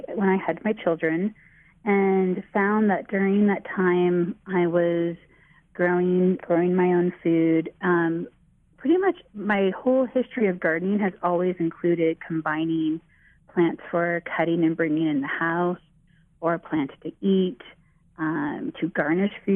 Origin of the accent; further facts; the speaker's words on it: Bay Area, California, United States; I grew up in the Bay Area